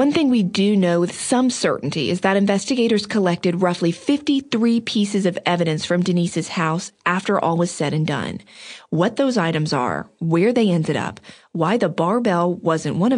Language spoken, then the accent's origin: English; Outer Banks, North Carolina, United States; I grew up on the Outer Banks, and so did Mike